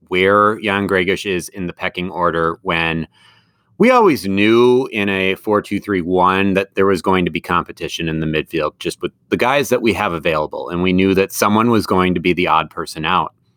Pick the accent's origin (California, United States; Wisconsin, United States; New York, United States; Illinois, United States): Wisconsin, United States; Madison; moved away; I'm from Madison